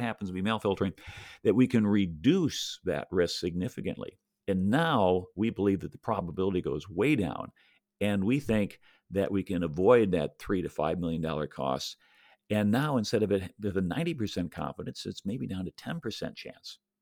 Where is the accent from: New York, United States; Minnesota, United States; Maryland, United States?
New York, United States; Buffalo; now in Tampa, United States; I grew up in Buffalo